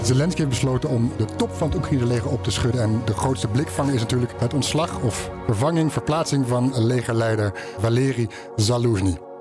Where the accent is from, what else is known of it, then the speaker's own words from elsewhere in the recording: Netherlands; dan vragen ze waar kom je vandaan? Dan zeg je Nederland